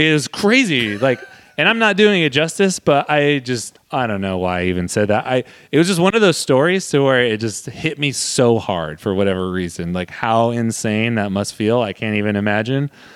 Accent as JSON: {"language": "English", "town": "Modesto", "region": "California", "country": "United States", "tie": "born or raised there", "said": "my hometown of the Modesto"}